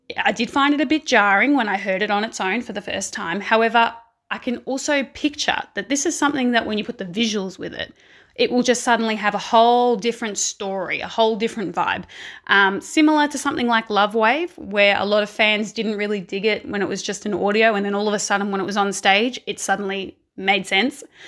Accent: Australia

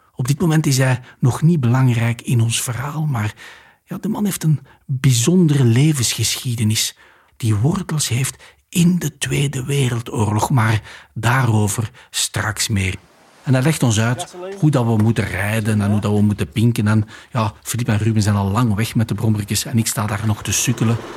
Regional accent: Flanders, Belgium; Wij komen uit België. Wij zijn Vlamingen op tour door de Middellandse Zee.

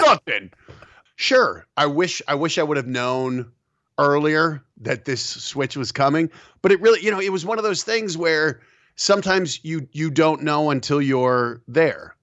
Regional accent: Colorado, United States; also born or lived in New York; I grew up in Colorado

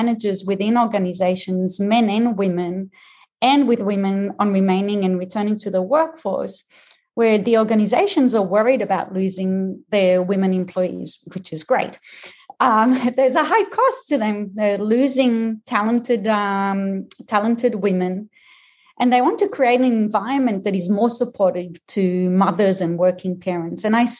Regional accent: Israel; also born or lived in Australia / United States; now in Boston, United States; Well, I'll tell you straight off so that people don't spend time just trying to work out my accent, is that I am Israeli, Australian, and American, and I've lived in the Boston area for the last 20 years.

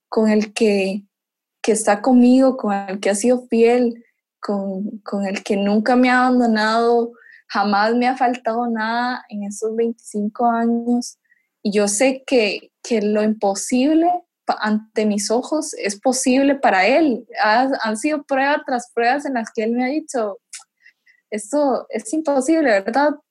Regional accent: Costa Rica; yo cuando vine aquí de Costa Rica

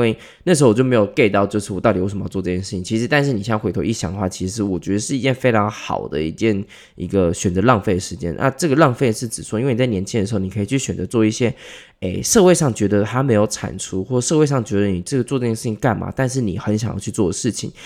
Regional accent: Taipei, Taiwan; 因为我台北人

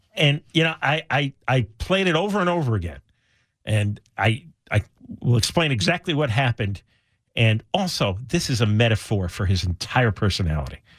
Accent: New Jersey, United States; now in California, United States; in my town, growing up in New Jersey, it was a small suburban town, lower middle class.

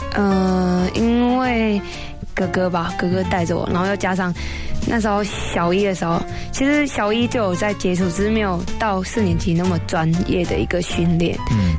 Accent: Taiwan; Chinese is a second language; also born or lived in Thailand; 那时候刚来台湾，然后跟同学们相处起来不太好，就是有一些语言上的困难。

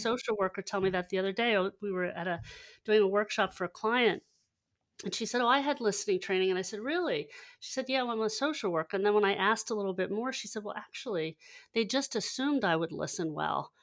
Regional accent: Hershey, Pennsylvania, United States; also born or lived in Lancaster, Pennsylvania; I, I grew up in Hershey, Pennsylvania, and, and navigated a little east to Lancaster, Pennsylvania after college.

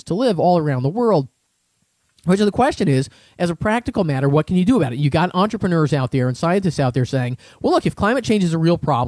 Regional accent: Seattle, Washington, United States; I grew up in the Seattle area

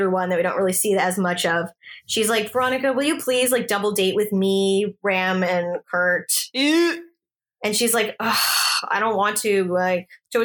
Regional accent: Toronto, Ontario, Canada; I grew up in Toronto

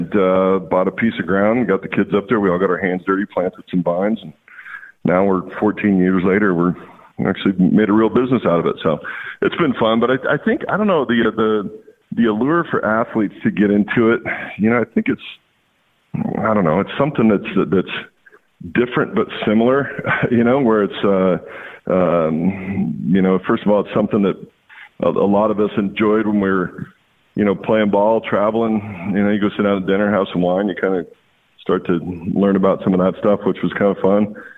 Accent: Walla Walla, Washington, United States; it's my hometown, you know, Walla Walla. Little town that I grew up in while I was off playing ball

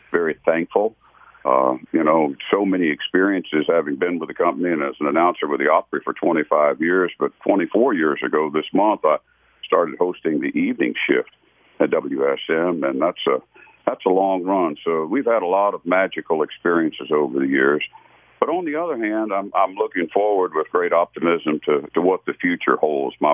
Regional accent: Gaithersburg, Maryland, United States; I lived in Gaithersburg, Maryland. That was my hometown

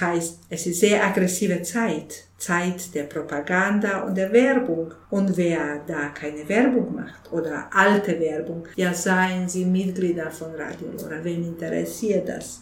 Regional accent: Bosnia & Herzegovina; German is a second language; now in Munich, Germany; bei uns in Bosnien

